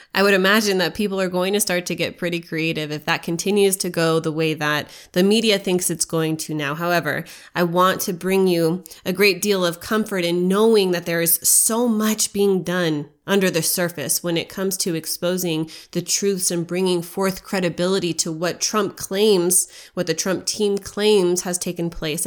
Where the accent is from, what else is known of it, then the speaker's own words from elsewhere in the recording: United States; as an American